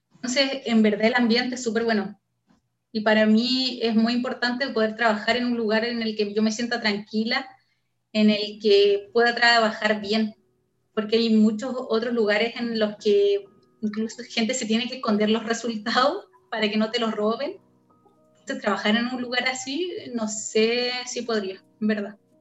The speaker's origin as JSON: {"language": "Spanish", "region": "Antofagasta", "country": "Chile", "tie": "born or raised there", "also_born_or_lived": "Iquique / Calama / Santiago", "moved": "as an adult", "lives_now": "United States", "said": "Yo nací en Antofagasta, en el norte de Chile, pero viví en Iquique, Calama y Antofagasta. No, no, me recorrí el norte"}